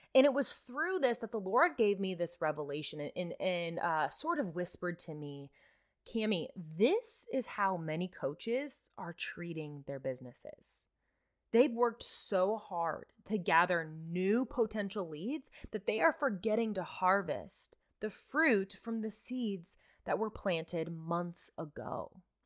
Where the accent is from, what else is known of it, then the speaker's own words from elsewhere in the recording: Nebraska, United States; I'm from Nebraska